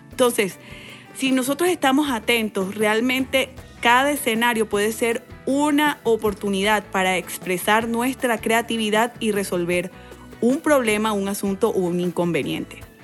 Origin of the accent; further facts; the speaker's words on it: Valledupar, Cesar, Colombia; Me crié en Valledupar, Colombia, inmersa en una cultura muy musical